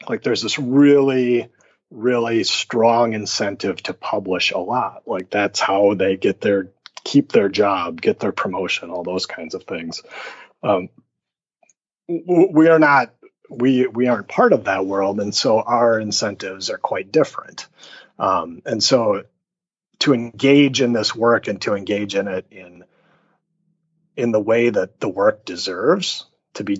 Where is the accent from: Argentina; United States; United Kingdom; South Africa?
United States; Minnesota; also born or lived in California; now in Wisconsin, United States; I grew up a Minnesotan